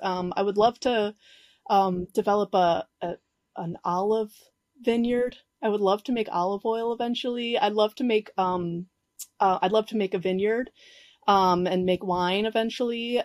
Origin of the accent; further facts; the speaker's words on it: Chicago, Illinois, United States; moved away as an adult; now in Uruguay; I grew up in Chicago, you know, this, in the city, Southside